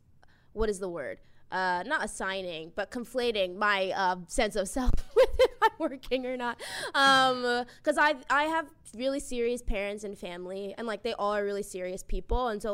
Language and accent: English; Boston, Massachusetts, United States; I'm from Boston.